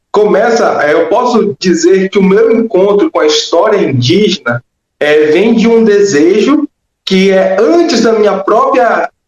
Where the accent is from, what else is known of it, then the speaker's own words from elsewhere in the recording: São Luís, Maranhão, Brazil; para o meu estado, o estado, meu estado natal, a minha terra natal, a cidade de São Luís, por sinal, saudades, né?